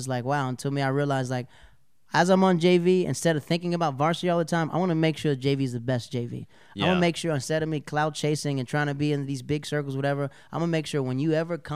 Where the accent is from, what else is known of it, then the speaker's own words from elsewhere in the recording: the South, United States; that's how like growing up in the South, Southern comics, we're always prepared.